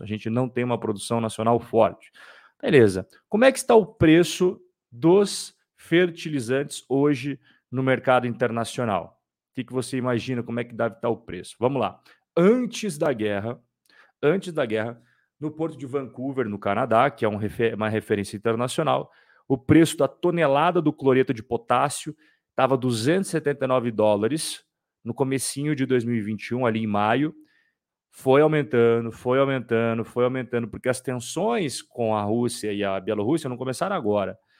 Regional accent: Curitiba, Paraná, Brazil; Curitiba, meus compatriotas de Curitiba, os curitibanos

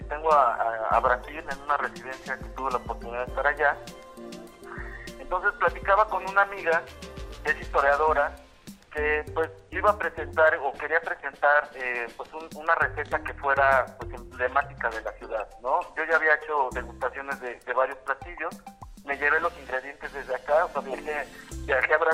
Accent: Puebla, Mexico; nosotros como poblanos

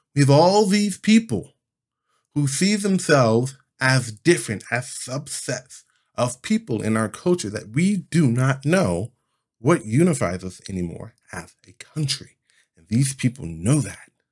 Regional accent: United States

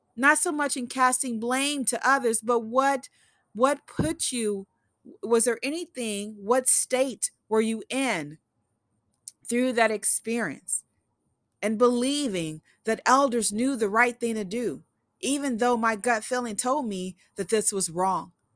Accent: Eagle Park, Illinois, United States; also born or lived in Memphis, Tennessee; now in Oregon, United States; growing up in Eagle Park, a small community outside of Madison, Illinois, or within the county of Madison

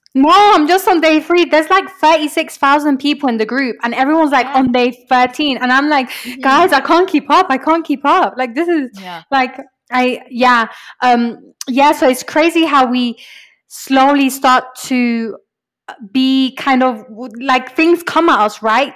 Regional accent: London, United Kingdom; moved away as an adult; now in Medellín, Colombia; I grew up in London and I came to spend one year in Medellin in Medellin, Colombia.

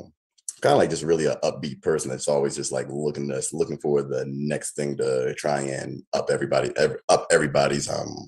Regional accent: California, United States; born there; also born or lived in New York / Atlanta; now in Baltimore, United States; I'm more of a military brat, so I'm learning to like claim Baltimore now, but I was born in California.

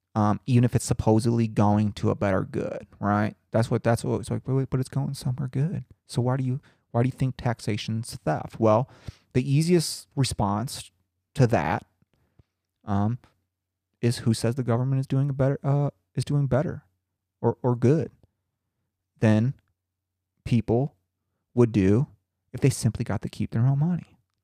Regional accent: Howard, Indiana, United States; my hometown of Howard, Indiana

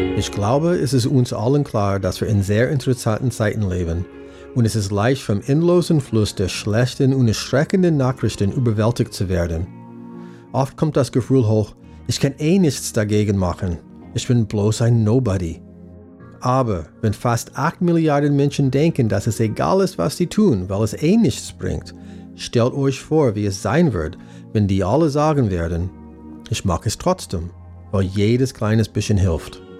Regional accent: United States; German is a second language; moved away as an adult; now in Germany; ich bin Amerikaner und wohne seit fast 20 Jahren hier in Deutschland

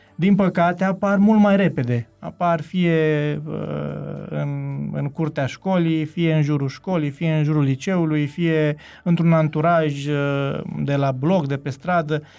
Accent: Zalău, Sălaj County, Romania; moved away; also born or lived in Cluj-Napoca; de când am plecat din Zalău până când ne-am reîntâlnit la Cluj

